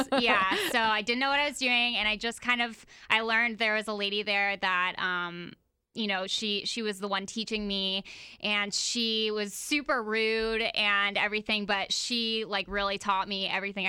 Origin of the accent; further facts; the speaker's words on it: Oviedo, Florida, United States; now in Jacksonville, United States; I'm from Oviedo, and I went to Oviedo High School, and really small town